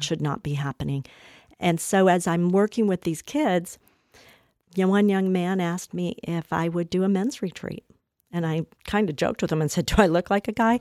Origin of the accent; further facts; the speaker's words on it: Colorado, United States; also born or lived in Washington, D.C.; I'm from Colorado